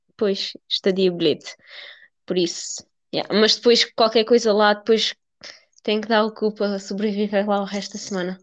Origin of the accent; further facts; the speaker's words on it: Portugal; tenho 18 anos e, e, sou de Castro